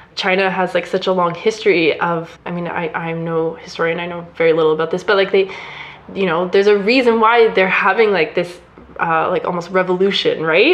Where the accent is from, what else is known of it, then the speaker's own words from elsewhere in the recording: Canada; we're both Canadian